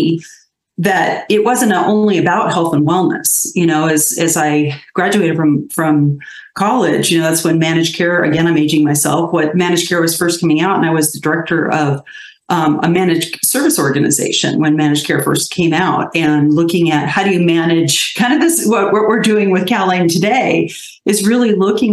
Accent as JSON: {"language": "English", "town": "South Pasadena", "region": "California", "country": "United States", "tie": "born or raised there", "said": "I was born and raised in South Pasadena"}